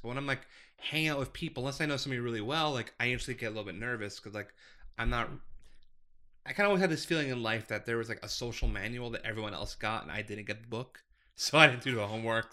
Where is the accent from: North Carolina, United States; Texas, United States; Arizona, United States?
Arizona, United States; Scottsdale; I'm a lifer, so I grew up in Scottsdale